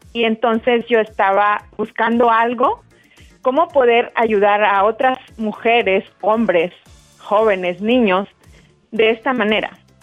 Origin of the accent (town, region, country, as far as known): Mexico; now in North Carolina, United States